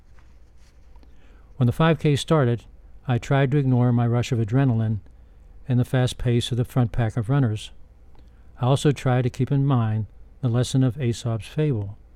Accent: Pittsburgh, Pennsylvania, United States; returned to my hometown

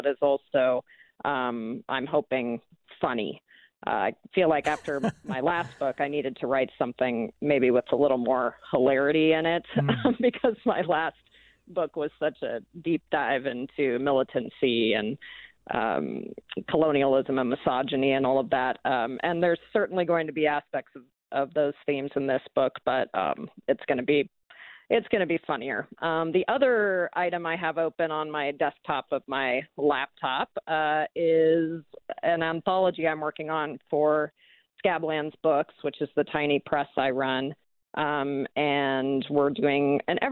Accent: Spokane, Washington, United States; moved away; I moved back to my hometown here in Spokane

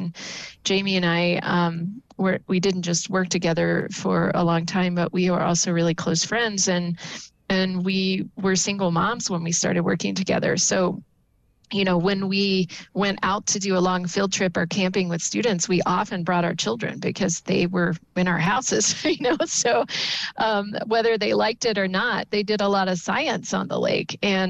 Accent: North Carolina, United States; now in Utah, United States; I'm not from Utah, so I came from North Carolina, and I was used to marshlands and sailing around barrier islands.

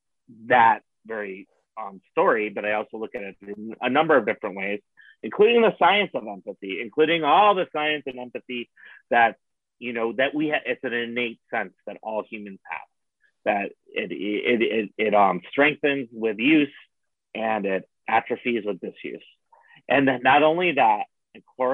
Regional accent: Buffalo, New York, United States; moved away; also born or lived in Arizona; I grew up in Buffalo, New York

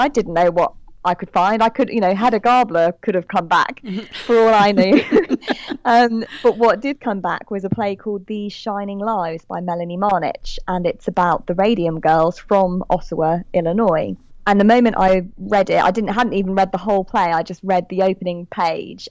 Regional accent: United Kingdom; accent: British; I'm British, as you can tell from my accent

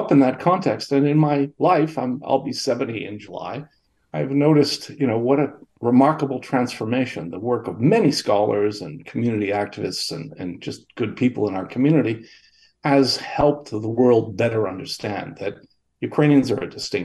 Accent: Kingston, Ontario, Canada; I was born here in Kingston, Ontario in 1953

